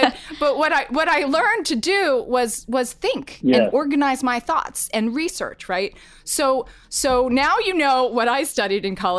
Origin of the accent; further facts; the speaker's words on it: Atlanta, Georgia, United States; I grew up in Atlanta, Georgia, where MLK Drive was, you know, a place I knew how to drive to.